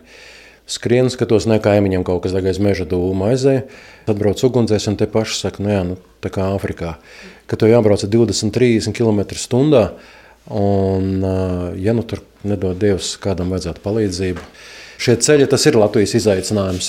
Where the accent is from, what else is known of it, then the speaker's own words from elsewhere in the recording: Cēsis, Cēsis Municipality, Latvia; also born or lived in Riga; Es pats esmu cēsinieks. Dzimis audzis cēsīs